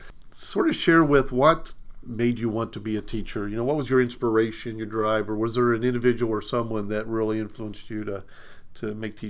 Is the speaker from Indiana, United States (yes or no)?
yes; Indiana, United States; I'm from Indiana, where it's just cornfields and beans.